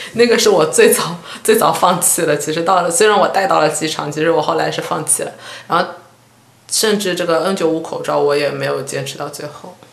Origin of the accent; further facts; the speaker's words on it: Shanghai, China; moved away; 我又飞回上海一下，回了一下家。